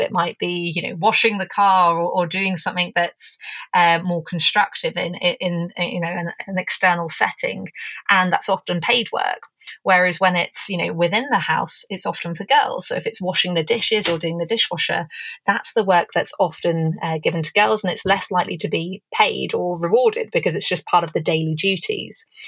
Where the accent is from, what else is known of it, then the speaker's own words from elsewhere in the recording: England, United Kingdom; now in Canada; I'm English, but I'm coming to you from Canada.